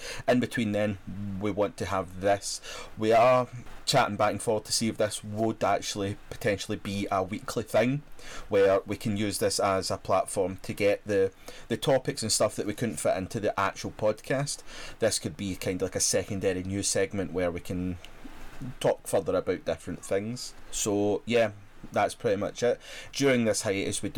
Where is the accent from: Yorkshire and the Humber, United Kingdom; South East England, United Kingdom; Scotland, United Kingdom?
Scotland, United Kingdom; as a Scot